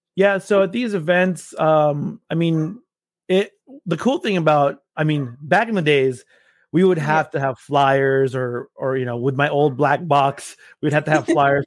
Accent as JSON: {"language": "English", "town": "Los Angeles", "region": "California", "country": "United States", "moved": "as an adult", "lives_now": "Austin, United States", "said": "I am originally from Los Angeles, California"}